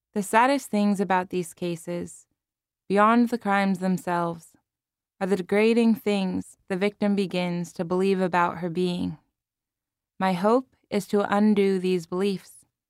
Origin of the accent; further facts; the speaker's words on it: Palo Alto, California, United States; living and working in my hometown of Palo Alto, California